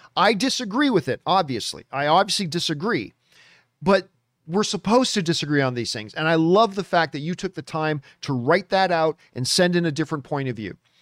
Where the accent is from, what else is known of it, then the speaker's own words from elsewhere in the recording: Canada; moved away; go back to Canada and then work with Cineplex, 'cause I grew up in Cineplex theaters